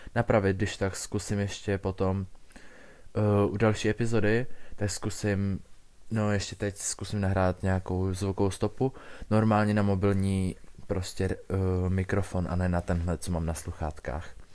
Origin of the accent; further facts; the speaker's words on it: Czechia; jsem se narodil v České republice a v roce dva tisíce šest